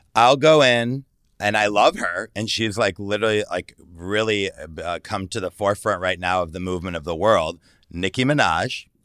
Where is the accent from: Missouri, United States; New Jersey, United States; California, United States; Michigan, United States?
Michigan, United States; Detroit; moved away as an adult; also born or lived in Los Angeles; now in San Francisco, United States; I grew up in Detroit, Michigan